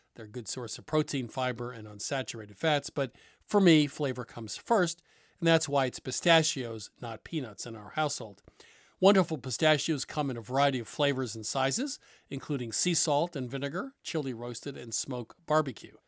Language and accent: English; Vermont, United States; When I grew up in Vermont